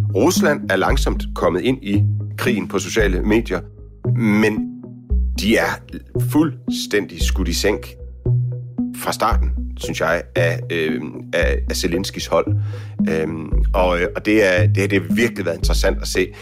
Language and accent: Danish; Denmark; hjemme i Danmark